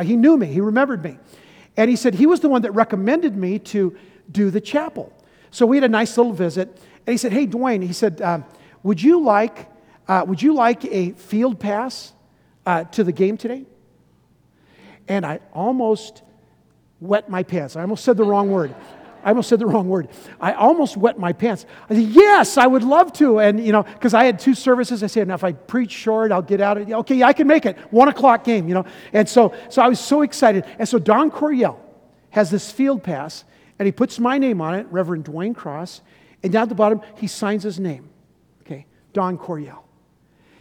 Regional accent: San Diego, California, United States; also born or lived in Chicago; Sherry and I grew up in San Diego

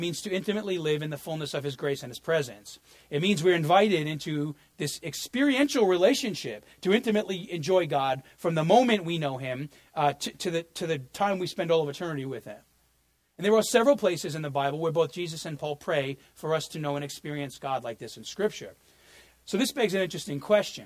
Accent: New York, United States; moved away; I grew up in New York

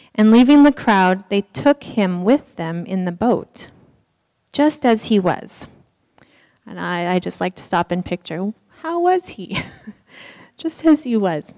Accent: Haiti; we're from Haiti

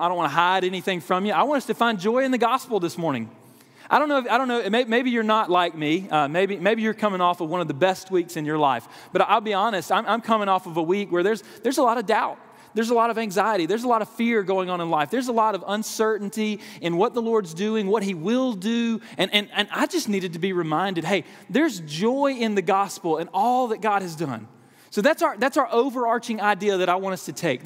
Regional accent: South Georgia, United States; moved away as an adult; now in Wake Forest, United States; I was a small town in South Georgia, graduated from Georgia Southwestern State University

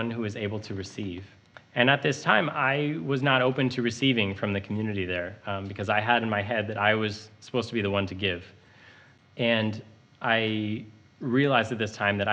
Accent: Montana, United States; moved away as an adult; now in Chicago, United States; I moved here to Uptown from Montana, where I grew up

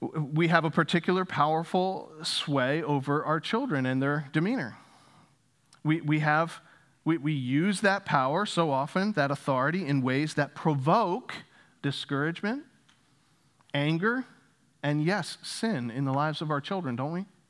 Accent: Northeast, United States; moved away as an adult; also born or lived in Louisville, Kentucky; I grew up in the Northeast

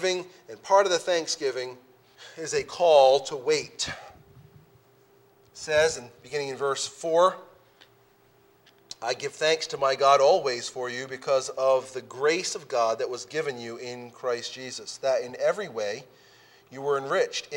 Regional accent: United States

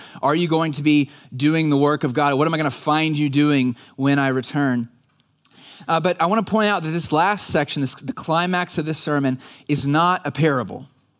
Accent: Dallas, Texas, United States; I grew up in the Dallas area and I was a church kid.

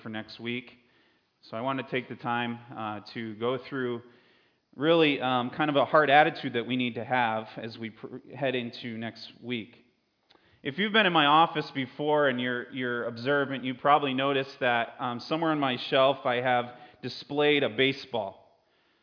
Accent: Connecticut, United States; I grew up in Connecticut

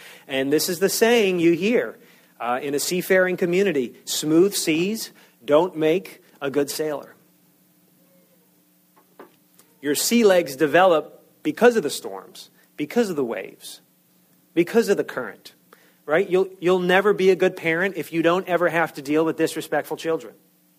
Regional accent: Long Island, New York, United States; moved away; I grew up on Long Island, which, not unlike the Chesapeake Bay region, is you're surrounded by water.

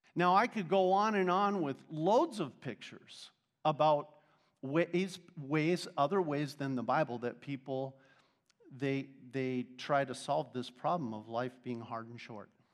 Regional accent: Arizona, United States; I'm from Arizona.

